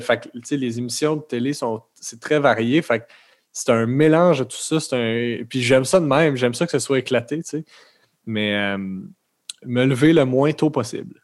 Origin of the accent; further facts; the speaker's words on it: Terrebonne, Quebec, Canada; je viens de, de Lachenay